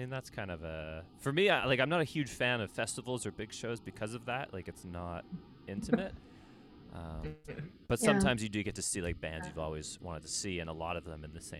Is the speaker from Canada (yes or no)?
yes; Ottawa, Ontario, Canada; moved away as an adult; now in Montreal, Canada; I grew up in Ottawa